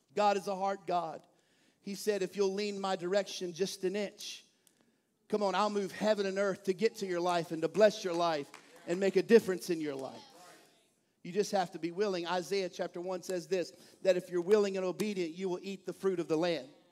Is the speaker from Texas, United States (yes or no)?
yes; East Texas, United States; now in Bel Air, United States; I'm from East Texas